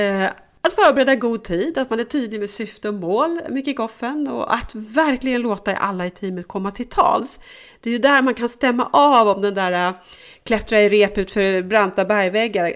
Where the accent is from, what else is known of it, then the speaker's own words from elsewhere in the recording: Sweden; Som blond svensk